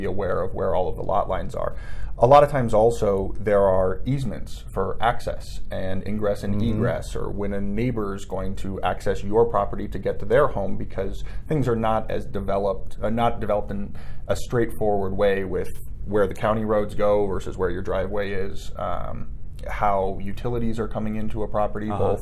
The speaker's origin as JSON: {"language": "English", "town": "Evergreen", "region": "Colorado", "country": "United States", "tie": "born or raised there", "said": "I grew up in Evergreen and primarily work in the Evergreen area"}